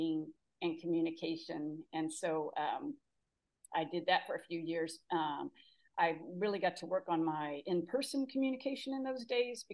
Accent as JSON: {"language": "English", "town": "Houston", "region": "Texas", "country": "United States", "tie": "born or raised there", "also_born_or_lived": "Austin, Texas", "said": "growing up in Houston, I was fortunate to go to a really great school"}